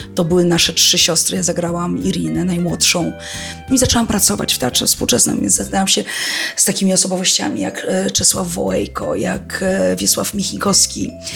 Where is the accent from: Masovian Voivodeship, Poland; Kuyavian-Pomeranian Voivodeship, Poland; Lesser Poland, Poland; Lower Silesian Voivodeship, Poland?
Masovian Voivodeship, Poland; Warsaw; pochodzę z Warszawy